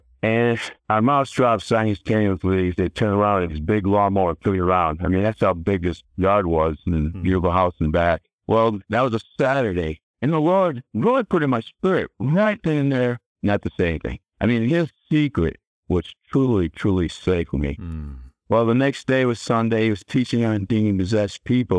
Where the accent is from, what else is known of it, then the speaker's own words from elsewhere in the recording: Connecticut, United States; that's my home state, it's Connecticut.